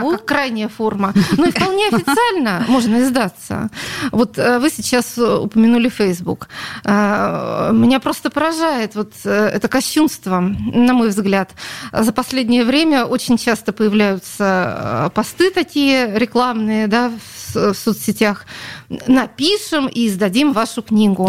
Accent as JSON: {"language": "Russian", "region": "Saint Petersburg", "country": "Russia", "tie": "born or raised there", "said": "Это моя родина, я родилась на Литейном"}